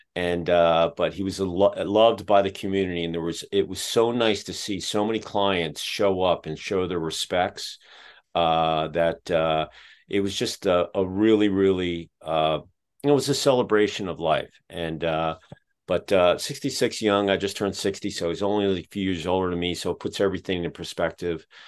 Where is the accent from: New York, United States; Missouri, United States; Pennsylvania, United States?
Pennsylvania, United States; Pottstown; now in Dayton, United States; we grew up outside of Philadelphia about 15 minutes west of Valley Forge in a place called Pottstown.